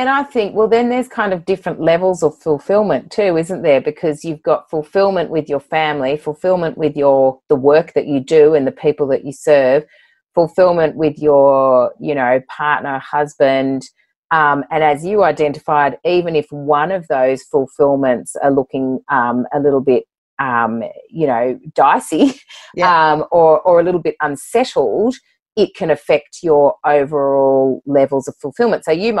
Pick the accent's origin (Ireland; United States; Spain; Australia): Australia; Sydney, New South Wales; born there; also born or lived in Bathurst / London; now in Port Macquarie, Australia; You know, I was born in Sydney, moved to Bathurst, couldn't wait to get back to Sydney, moved to London, came back to Sydney, you know, now in Port Macquarie, have been for 12 years.